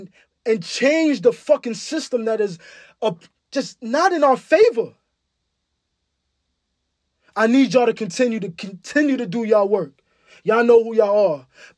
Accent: Ghana; I'm African, nigga. I'm from Ghana.

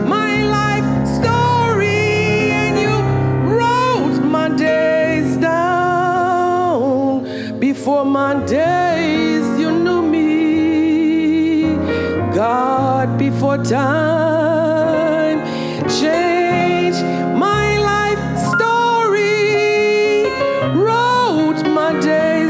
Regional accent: Monrovia, Montserrado, Liberia; Where I'm from, where I grew up in Monrovia, you could never escape your family history.

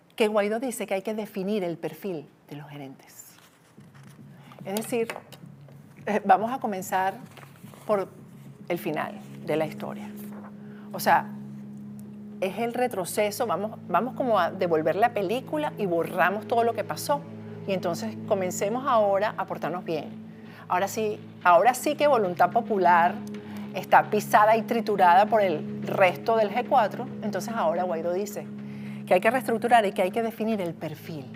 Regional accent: Venezuela; moved away; como venezolana, periodista, exiliada, perseguida por el régimen de Maduro

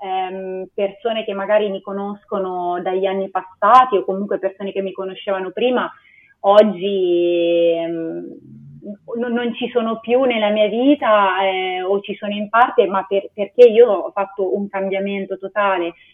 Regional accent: Perugia, Umbria, Italy; moved away as an adult; also born or lived in Lisbon / Switzerland; vengo da Perugia

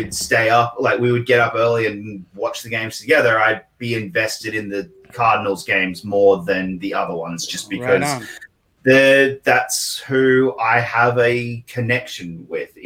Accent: Australia; a real Australian, will call them shrimp. We do not call them shrimp

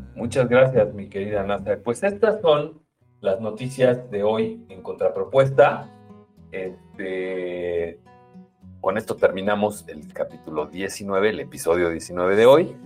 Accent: Mexico; como mexicanos

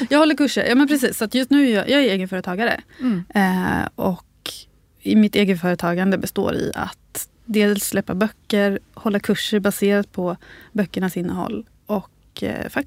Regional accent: Uppsala, Uppsala County, Sweden; born there; jag är 33, jag är född i Uppsala. Eh, flyttat runt väldigt mycket sen dess.

